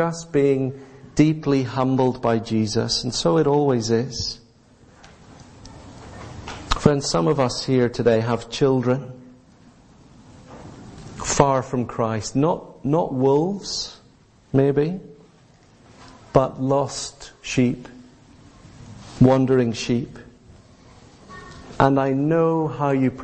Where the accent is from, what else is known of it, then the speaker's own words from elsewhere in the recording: Northern Ireland, United Kingdom; growing up in Northern Ireland when the Troubles were still raging in the land